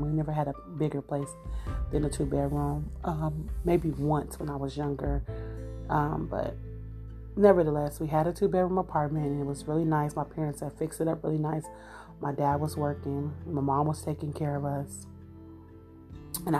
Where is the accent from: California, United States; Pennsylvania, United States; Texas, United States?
California, United States; Los Angeles; born or raised there; also born or lived in Kansas City, Missouri